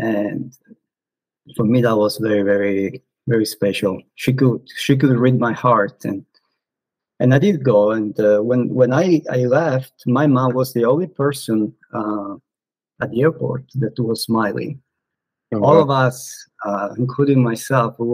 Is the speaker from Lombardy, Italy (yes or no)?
no; Sicily, Italy; English is a second language; moved away as an adult; now in Germany; I'm from Sicily, I'm from Italy.